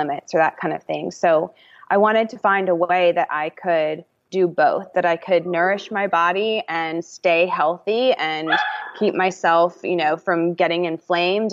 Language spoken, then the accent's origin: English; Atlanta, Georgia, United States; also born or lived in California; I'm from Atlanta, born and raised